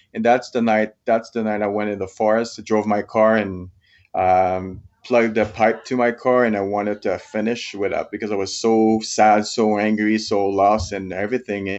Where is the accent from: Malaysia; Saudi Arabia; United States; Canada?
Canada; Quebec; moved away as an adult; now in Canmore, Canada; I'm from Quebec, French Canadian. But I've been living in Camor, Alberta, just close to Banff National Park for the last twelve years